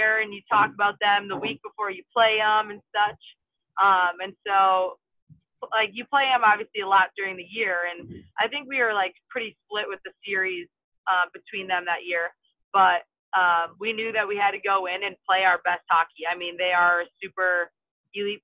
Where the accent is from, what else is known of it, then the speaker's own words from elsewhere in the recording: Wisconsin, United States; my home state of Wisconsin